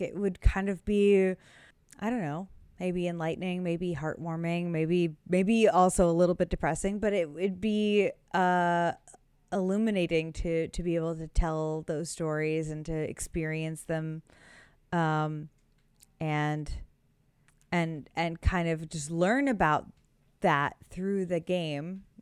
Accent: United States; me as an American

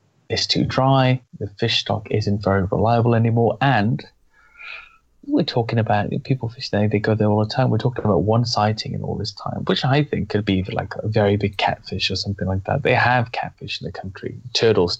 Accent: Wales, United Kingdom; now in England, United Kingdom; being from an Irish and English background and growing up in Wales

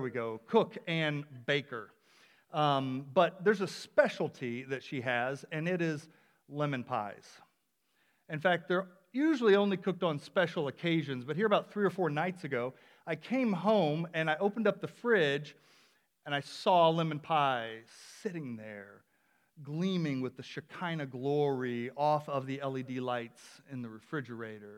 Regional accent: the South, United States; now in Palmer, United States; I'm originally from the South

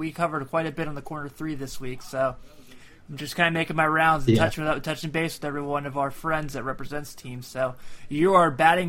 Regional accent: Kentucky, United States; I live in Kentucky. I grew up in Kentucky

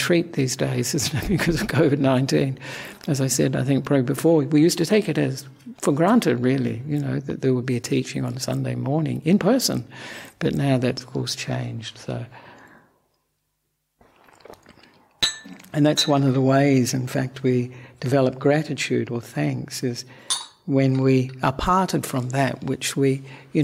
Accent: Australia; moved away as an adult; also born or lived in Sri Lanka; I'm an Australian monk

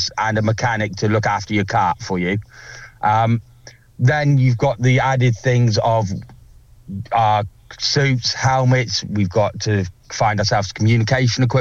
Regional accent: Salisbury, South West England, United Kingdom; now in North East England; I'm actually originally from Salisbury, so I'm a Salisbury City fan.

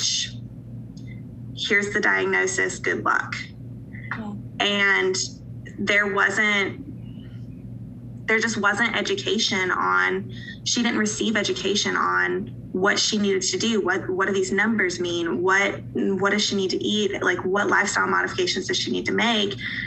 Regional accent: Asheville, North Carolina, United States; moved away as an adult; now in Eastern Tennessee, United States; I'm from a city in Western North Carolina called Asheville

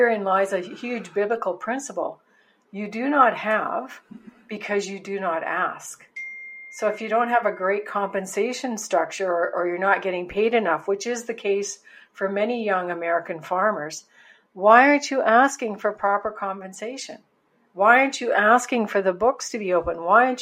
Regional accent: just outside of Winnipeg, Manitoba, Canada; I was born into a farm family on a farm just outside of Winnipeg, Manitoba, Canada

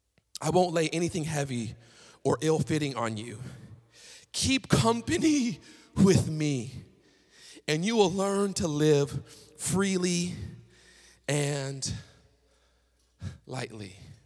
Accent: Chattanooga, Tennessee, United States; I was coming from Tennessee, right? Chattanooga, slow southern city, right? Don't nobody drive fast out there.

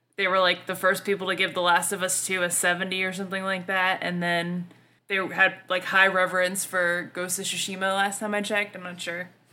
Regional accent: the South, United States; accent: Southern; I'm from the South. Like, I realize I fuck up shit with my accent

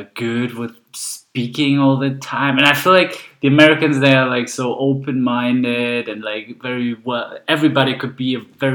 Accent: Rotenburg, Lower Saxony, Germany; English is a second language; also born or lived in Hanover, Germany / Bochum, Germany; now in Fürth, Germany; Coming from the north, I was born in Rothenburg-Wümme. So Wümme is the river because they're two different Rothenburgs, actually. And then I moved to Hanover later, and then I moved to Bochum, which is on the in the west of Germany

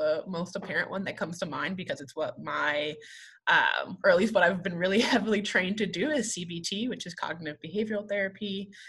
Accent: New Paltz, New York, United States; moved away as an adult; also born or lived in West Virginia; now in Oklahoma, United States; I am originally from New York, a small town in New York, of New Paltz, New York, about an hour from the city

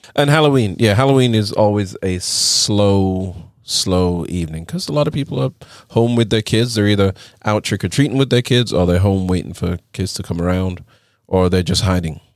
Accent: England, United Kingdom; now in United States; growing up in England

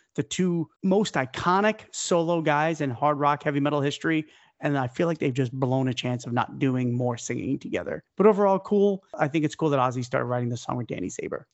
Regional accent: New York, United States; I'm a New Yorker

